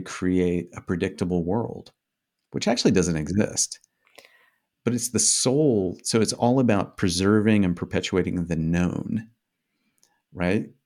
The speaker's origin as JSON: {"language": "English", "region": "Indiana", "country": "United States", "tie": "born or raised there", "first_language": "English", "said": "I grew up in Indiana"}